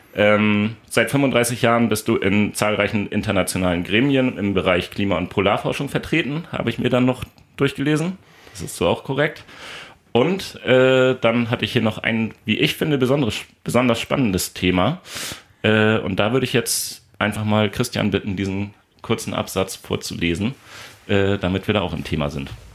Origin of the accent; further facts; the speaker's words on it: Lünzen, Lower Saxony, Germany; also born or lived in Soltau; Von Soltau einmal nach Lünzen und dann lange Zeit da geblieben